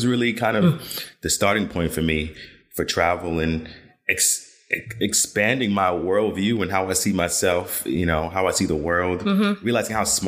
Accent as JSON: {"language": "English", "town": "New York City", "region": "New York", "country": "United States", "tie": "born or raised there", "said": "born and raised in Brooklyn, New York, both my parents from Guyana, South America."}